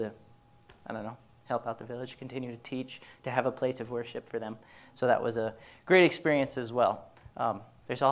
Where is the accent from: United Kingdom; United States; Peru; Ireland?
United States; us Americans